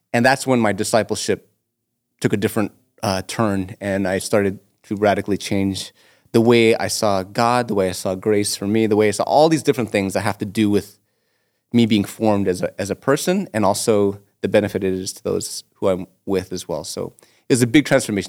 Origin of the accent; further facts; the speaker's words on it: Toronto, Ontario, Canada; also born or lived in Etobicoke; I'm born and raised in North York